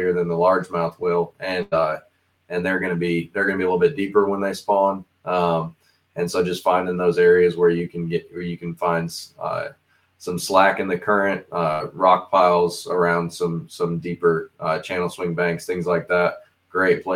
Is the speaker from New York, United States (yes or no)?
no; Southern Michigan, United States; moved away; I'm originally from Michigan, from Southern Michigan